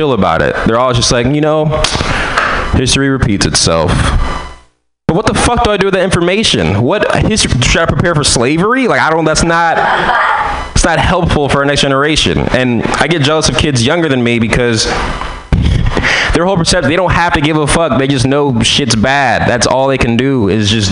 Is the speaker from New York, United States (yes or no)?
no; San Francisco, California, United States; I'm from San Francisco